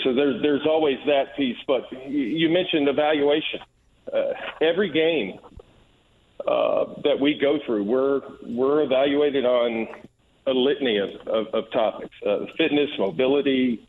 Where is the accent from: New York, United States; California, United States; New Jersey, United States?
New Jersey, United States; born there; also born or lived in Georgia; now in Indianapolis, United States; Lived in Georgia, born in New Jersey.